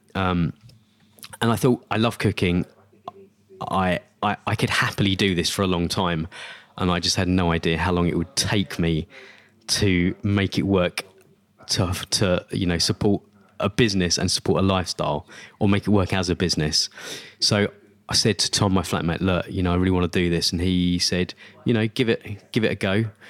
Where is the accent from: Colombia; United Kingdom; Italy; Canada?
United Kingdom; Essex, East of England; I grew up in Essex